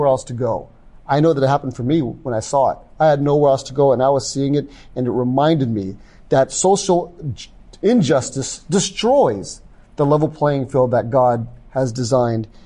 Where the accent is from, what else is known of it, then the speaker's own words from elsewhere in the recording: the South, United States; I grew up in the South, and I was, my parents were, in the, my mother was in the military.